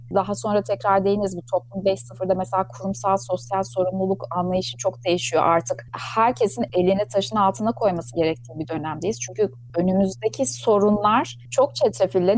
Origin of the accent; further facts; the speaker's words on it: Ankara, Turkey; moved away as an adult; also born or lived in London; now in Istanbul, Turkey; Ben 1978 Ankara doğumluyum